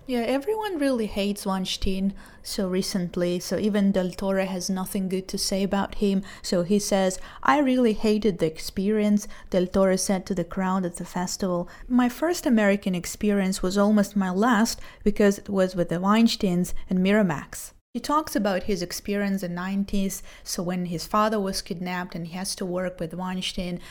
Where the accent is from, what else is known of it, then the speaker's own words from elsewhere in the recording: Israel; I'm from Israel, 29 years old, so I'm a teacher and a translator